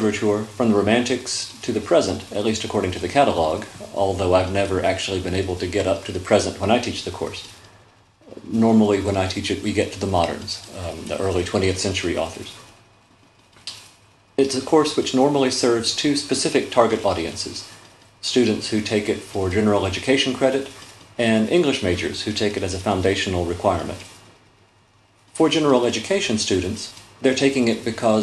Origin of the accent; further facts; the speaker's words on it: Winston-Salem, North Carolina, United States; moved away as an adult; also born or lived in Charleston, South Carolina; now in Macon, United States; I was born in Charleston, South Carolina. I grew up in Winston-Salem, North Carolina